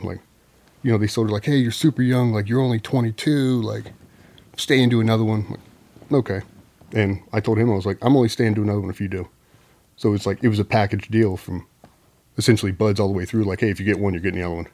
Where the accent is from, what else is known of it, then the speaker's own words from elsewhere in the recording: Chesapeake, Virginia, United States; also born or lived in San Diego, California; Chesapeake, Virginia. So moved uh, from San Diego to Chesapeake when I was four.